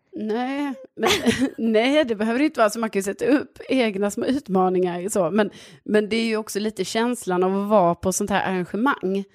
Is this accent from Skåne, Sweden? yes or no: yes; Lund, Skåne, Sweden; now in Årsta, Stockholm, Sweden; från Lund